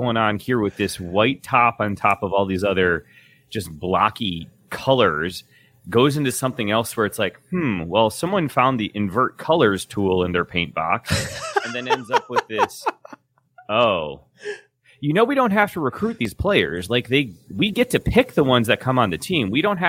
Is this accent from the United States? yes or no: yes; United States; We're fucking American.